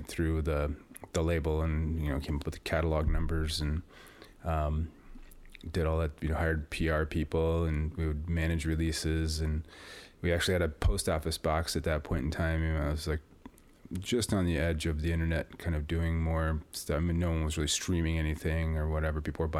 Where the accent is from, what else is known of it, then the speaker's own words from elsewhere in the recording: Davenport, Iowa, United States; Yeah, Davenport.